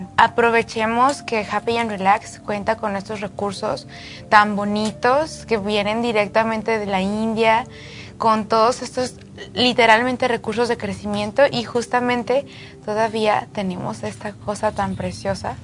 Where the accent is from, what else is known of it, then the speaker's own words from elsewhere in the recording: Jerez, Zacatecas, Mexico; Yo nací en México, de Zacatecas, soy de Jerez, Zacatecas